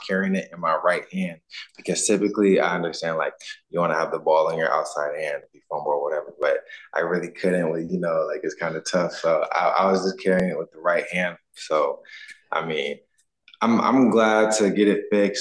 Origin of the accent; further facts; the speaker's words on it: United States; moved away as an adult; now in Canada; I'm from the States